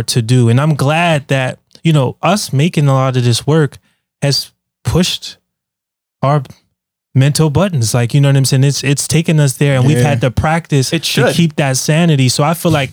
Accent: Pittsburgh, Pennsylvania, United States; we're from Pittsburgh

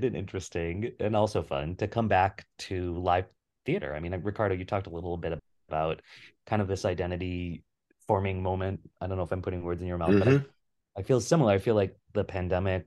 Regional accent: Western Wisconsin, United States; also born or lived in Pittsburgh / Texas; now in Minneapolis, United States; I grew up in Western Wisconsin

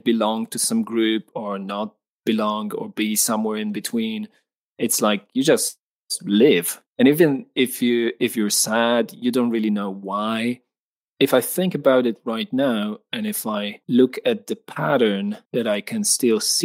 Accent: Poland; I'm from Poland in Central Europe

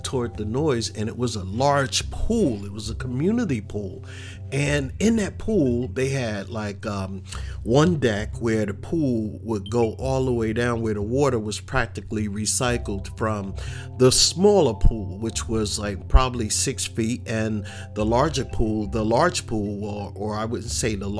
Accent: New York City, New York, United States; also born or lived in Queens, New York; growing up in the Bronx

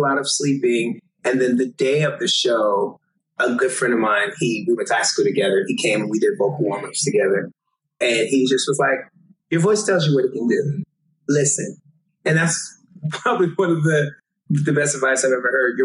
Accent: California, United States; I'm from California

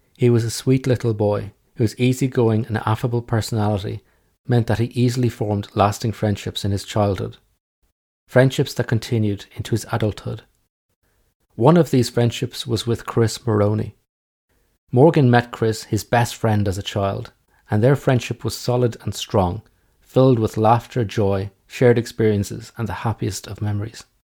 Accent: Ireland; now in England, United Kingdom; I'm just an Irish guy living in England

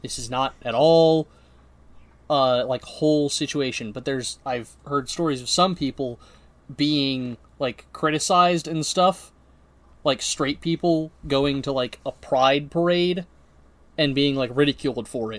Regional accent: United States; we're American

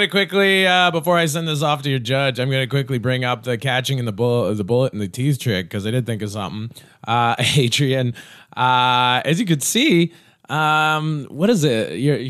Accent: Canada; I'm Canadian

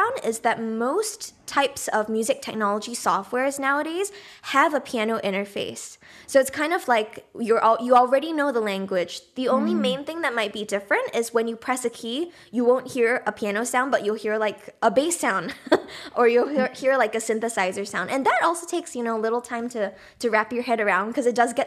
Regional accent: Singapore; moved away; I grew up in Singapore, but half of my family, my dad's side is actually from the Netherlands

